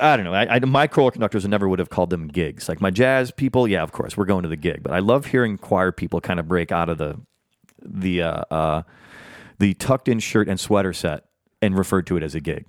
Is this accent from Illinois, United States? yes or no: no; Iowa, United States; moved away; growing up in the Midwest